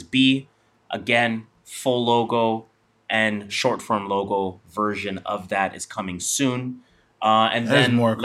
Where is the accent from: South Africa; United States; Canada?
Canada; we're Canadian.